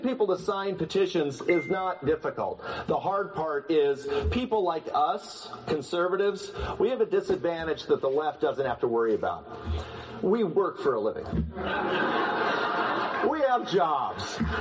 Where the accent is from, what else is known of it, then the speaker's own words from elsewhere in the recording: Yakima, Washington, United States; I was born and raised in Washington, a small town called Yakima, which is kind of in the center of the state